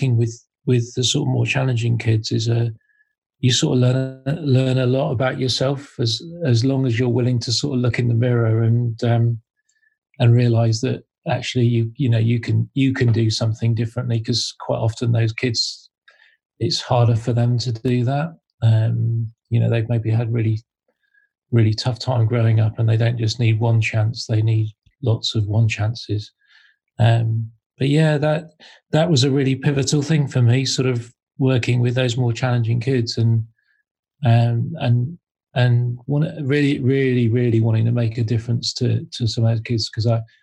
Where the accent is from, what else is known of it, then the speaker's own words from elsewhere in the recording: Devon, South West England, United Kingdom; moved away; also born or lived in Manchester; I grew up in Devon.